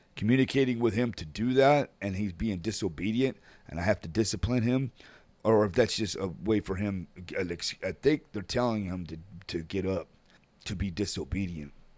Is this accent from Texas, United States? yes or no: yes; San Antonio, Texas, United States; Mantec is based in my hometown of San An-, San Antonio, Texas.